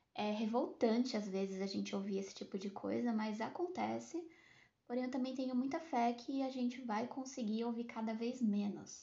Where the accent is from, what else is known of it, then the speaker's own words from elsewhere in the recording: Santos, São Paulo, Brazil; eu sou natural de Santos